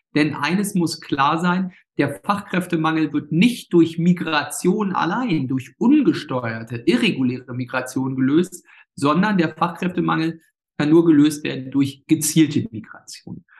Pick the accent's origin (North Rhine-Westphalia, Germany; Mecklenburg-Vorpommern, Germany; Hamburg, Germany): Mecklenburg-Vorpommern, Germany; Ueckermünde; das alles meine Heimatregion, auch das ländliche